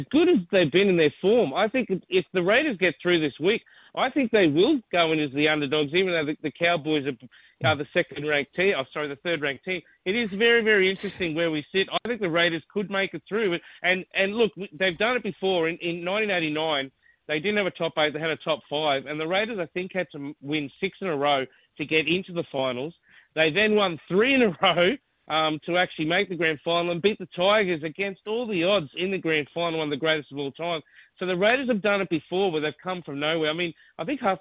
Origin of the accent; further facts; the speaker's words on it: North Queensland, Australia; I come from North Queensland